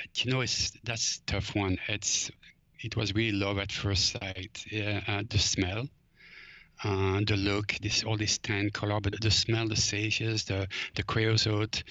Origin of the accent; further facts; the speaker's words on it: Belgium; now in Los Angeles, United States; growing up in Belgium, uh, foraging was actually just part of life.